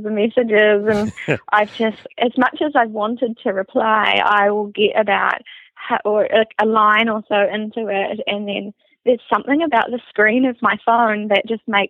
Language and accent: English; Rotorua, Bay of Plenty, New Zealand; I was transferred back to Rotorua, which is my hometown